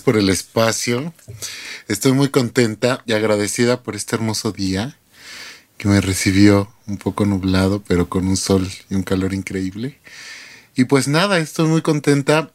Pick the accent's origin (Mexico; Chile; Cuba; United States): Mexico; soy mexicana